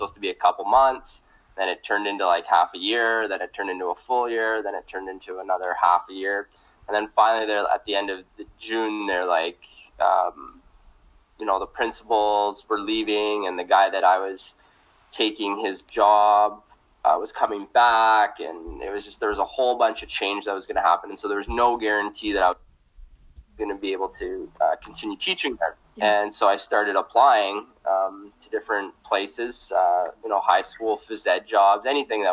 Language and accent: English; Stony Plain, Alberta, Canada; moved away as an adult; now in St. Paul, Canada; growing up in Stony Plain